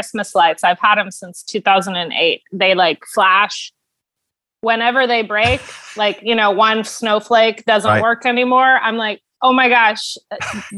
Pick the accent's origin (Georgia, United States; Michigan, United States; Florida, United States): Florida, United States; Niceville; I grew up in Niceville, Florida